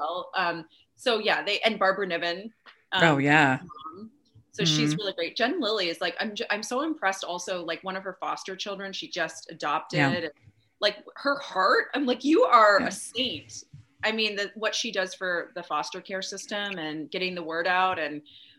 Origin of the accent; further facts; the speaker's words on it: Canada; I'm Canadian, you know, I can always go to Canada if I want